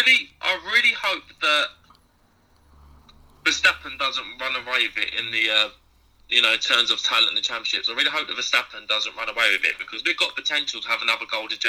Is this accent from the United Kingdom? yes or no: yes; United Kingdom; particularly as a British fan